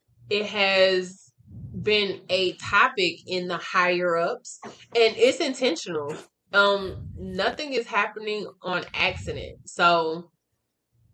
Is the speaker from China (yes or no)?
no; Atlanta, Georgia, United States; moved away; I'm from Atlanta. I don't live in Atlanta anymore, but I'm from Atlanta, Georgia